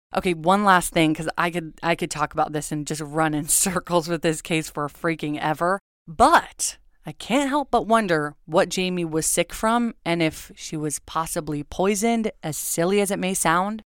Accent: Agoura, California, United States; I'm from Agora

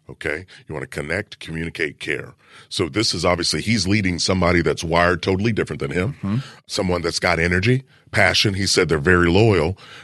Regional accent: Kentucky, United States; I'm from Kentucky.

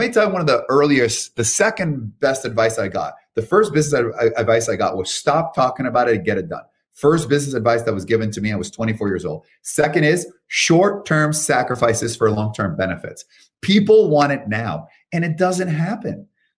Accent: Canada; moved away as an adult; now in United States; I'm from Canada. Came here over 10 years ago

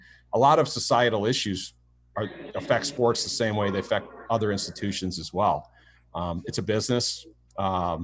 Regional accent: Michigan, United States; growing up in Michigan, my parents, you know, we had a cottage up north

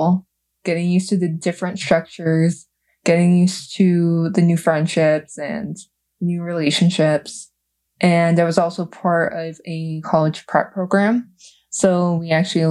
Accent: Los Angeles, California, United States; moved away; I am actually initially from Los Angeles.

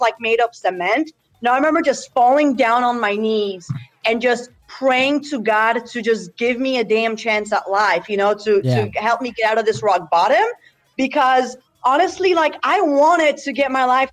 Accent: United States; also born or lived in Poland; I was born and raised in Poland, moved to America at 8 years old

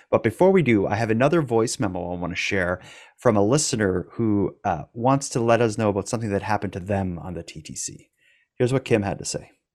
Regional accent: Cape Breton, Nova Scotia, Canada; I'm from Cape Breton. We're extra hardcore.

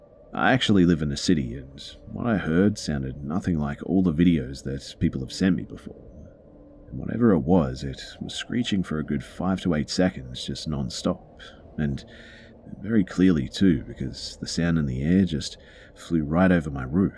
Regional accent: Malaysia; it's definitely not because I'm from Malaysia and we don't have foxes here.

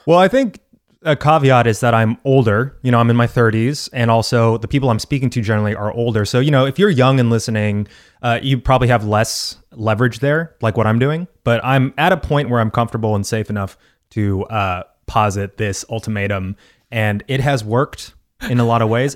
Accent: Texas, United States; I'm from Texas

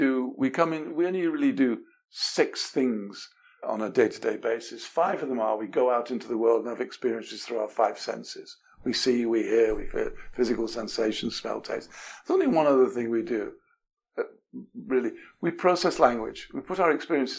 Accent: England, United Kingdom; moved away; I was brought up in England

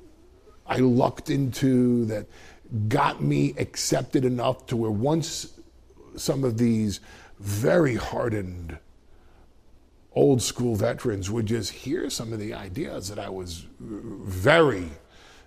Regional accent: Westchester, New York, United States; I'm from Westchester.

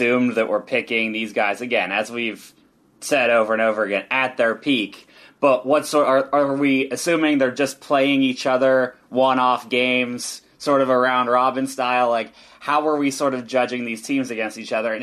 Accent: United States; a American soccer observer

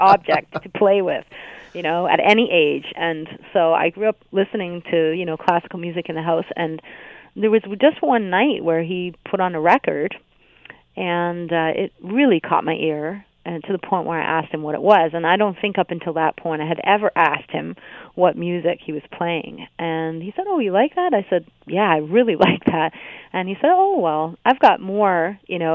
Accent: Hamilton, Ontario, Canada; I'm from Hamilton

